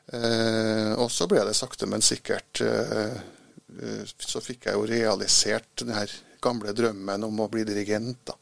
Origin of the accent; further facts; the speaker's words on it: Trondheim, Trøndelag, Norway; jeg er jo født i Trondheim, ja. Vokste opp oppe i blomsterbyen.